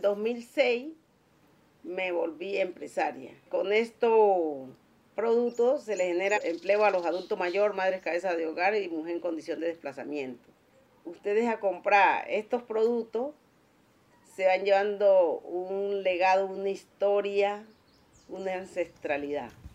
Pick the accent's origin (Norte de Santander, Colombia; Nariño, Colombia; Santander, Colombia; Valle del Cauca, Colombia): Nariño, Colombia; Magüí Payán; now in Cali, Colombia; soy de Maguipayán, Nariño, residente en Cali